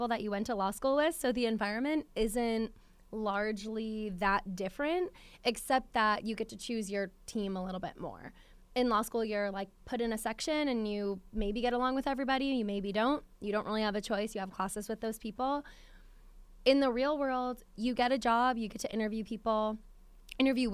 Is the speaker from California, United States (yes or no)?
no; upstate New York, United States; moved away as an adult; also born or lived in Williamsburg, Virginia; now in Richmond, United States; I grew up in New York, so it's much different. Like, upstate New York, very rural area